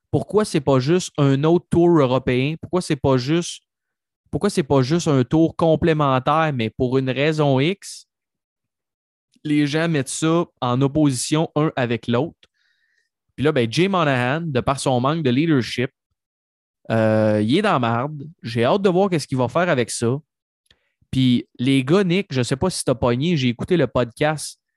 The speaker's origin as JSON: {"language": "French", "town": "Trois-Rivières", "region": "Quebec", "country": "Canada", "said": "Je viens de Trois-Rivières."}